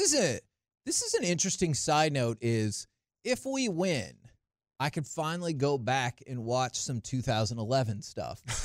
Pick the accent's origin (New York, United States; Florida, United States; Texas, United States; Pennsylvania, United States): Texas, United States; Dallas–Fort Worth Metroplex; I grew up in the Metroplex